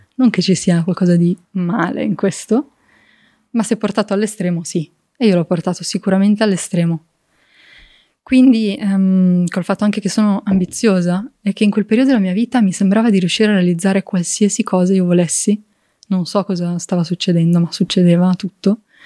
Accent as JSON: {"language": "Italian", "area": "province of Varese, near Lake Maggiore", "region": "Lombardy", "country": "Italy", "tie": "born or raised there", "said": "sono cresciuta in un contesto molto bucolico"}